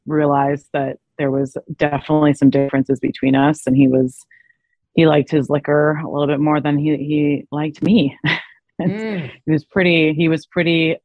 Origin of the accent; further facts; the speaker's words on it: Arizona, United States; It was in Arizona, which was my hometown